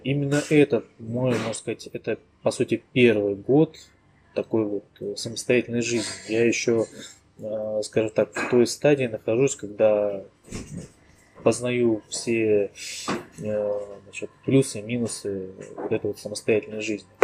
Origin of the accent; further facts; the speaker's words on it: Ussuriysk, Primorsky Krai, Russia; also born or lived in India / Moscow / Japan; now in Tuva, Russia; Родом я с Дальнего Востока, Приморский край, город Суриск такой маленький тихий городишко в 100 километрах от э, бурного Владивостока